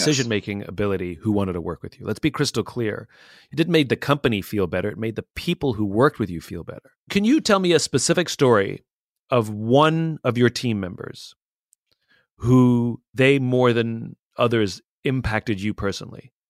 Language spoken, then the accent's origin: English; England, United Kingdom; moved away; I'm originally from England